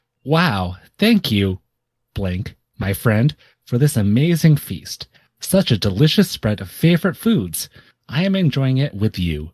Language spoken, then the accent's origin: English; the South, United States; as an American who grew up in various southern states mostly, I've not really been exposed to many blank.